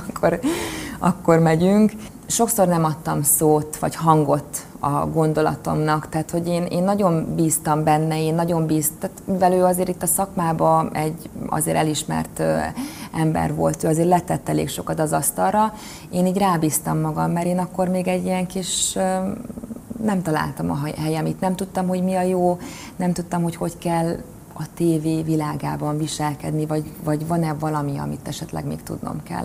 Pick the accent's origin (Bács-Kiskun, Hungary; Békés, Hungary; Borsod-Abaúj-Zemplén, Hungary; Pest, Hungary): Bács-Kiskun, Hungary; Kecskemét; Kecskeméti lány vagyok egyébként, és én nagyon boldogan emlékszem vissza az én gyerekkori időszakomra